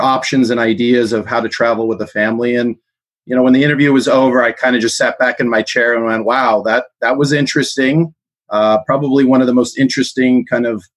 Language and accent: English; Southern California, United States; also born or lived in South Africa; We grew up in Southern California.